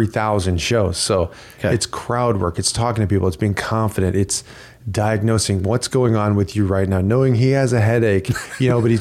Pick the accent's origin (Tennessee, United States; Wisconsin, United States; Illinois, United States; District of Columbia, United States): Illinois, United States; now in Chandler, United States; I'm from Illinois